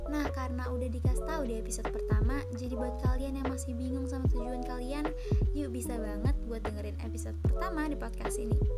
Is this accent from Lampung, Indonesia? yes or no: yes; Bandar Lampung, Lampung, Indonesia; Asal gue dari Bandar Lampung